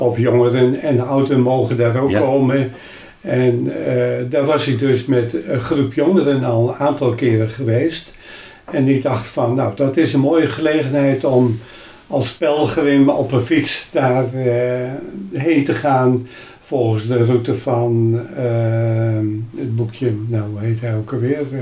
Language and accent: Dutch; Hemelum, Friesland, Netherlands; also born or lived in Sneek; Ik ben geboren in Himmelen.